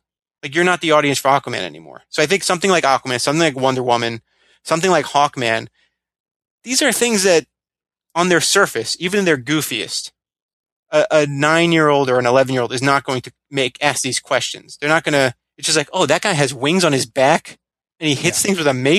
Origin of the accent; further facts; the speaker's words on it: Florida, United States; I grew up in Florida